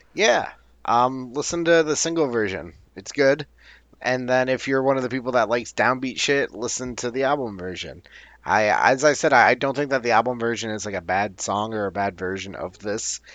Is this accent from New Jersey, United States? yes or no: yes; Newark, New Jersey, United States; they asked me where I'm from, and I said Newark